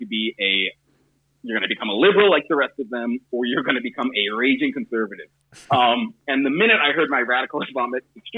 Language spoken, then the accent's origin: English; Southern California, United States; I grew up in Southern California